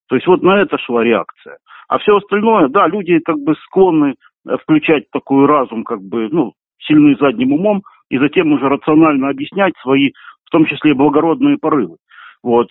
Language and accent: Russian; Kerch, Crimea, Ukraine; я вырос в Керчи